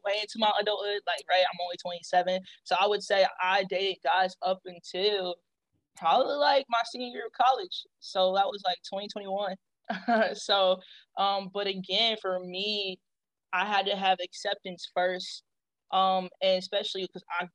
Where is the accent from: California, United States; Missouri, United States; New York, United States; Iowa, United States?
Missouri, United States; Kansas City; also born or lived in Texas; I'm from Kansas City, Missouri. So shout out to KCMO, the Midwest